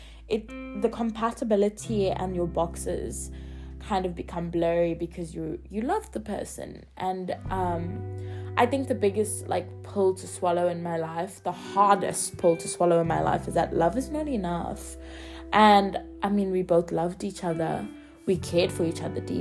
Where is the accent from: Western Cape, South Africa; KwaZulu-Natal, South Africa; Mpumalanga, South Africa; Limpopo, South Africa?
KwaZulu-Natal, South Africa; Durban; moved away; I'm from Durban